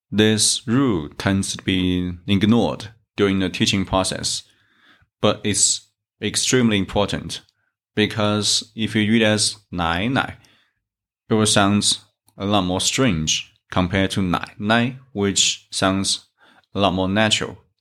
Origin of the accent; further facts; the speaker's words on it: China; from China